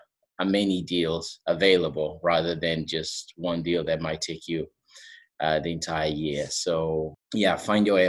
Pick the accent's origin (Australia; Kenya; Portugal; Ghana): Portugal; accent: Portuguese; English is a second language; moved away; I'm from Portugal, as you can see from my accent.